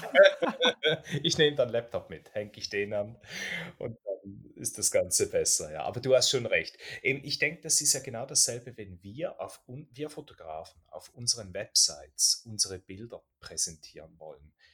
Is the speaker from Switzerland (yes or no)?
yes; Switzerland; bei uns in der Schweiz